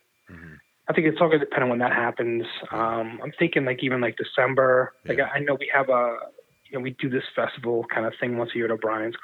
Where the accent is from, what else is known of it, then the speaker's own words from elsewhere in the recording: Medford, Massachusetts, United States; I grew up in Medford. Okay. Medford, Mass.